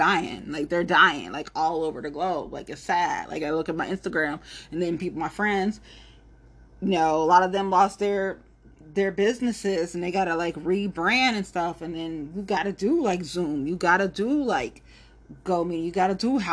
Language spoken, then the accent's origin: English; Ohio, United States; I'm from Ohio